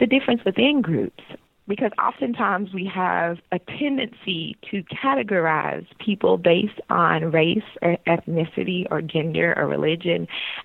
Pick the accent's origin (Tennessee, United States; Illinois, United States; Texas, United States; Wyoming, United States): Tennessee, United States; rural West; moved away as an adult; now in Portland, United States; I am African American, Black, from rural West Tennessee, raised in a Christian home, and female